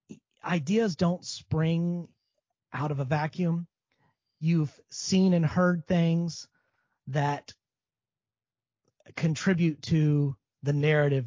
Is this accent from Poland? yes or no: no; Marietta, Georgia, United States; moved away as an adult; also born or lived in Greenville, South Carolina / Morgantown, West Virginia; now in Alabama, United States; I grew up in Marietta, Georgia, which is set on the backdrop of some mountains